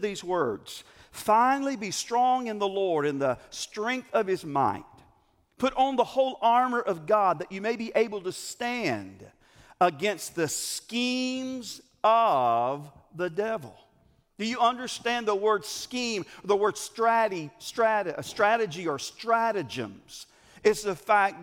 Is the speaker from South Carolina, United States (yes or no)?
yes; Greer, South Carolina, United States; I'm from Greer, or Grr